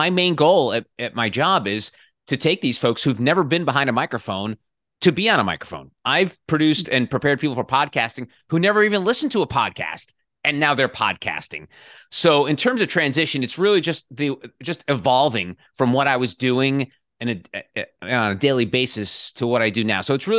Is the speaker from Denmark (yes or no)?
no; New Jersey, United States; So I grew up in the New Jersey suburbs, about 15 miles from Midtown Manhattan.